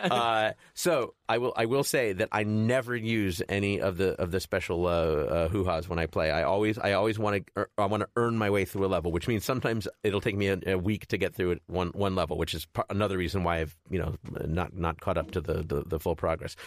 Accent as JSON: {"language": "English", "town": "Chicago", "region": "Illinois", "country": "United States", "tie": "born or raised there", "said": "I grew up in Chicago"}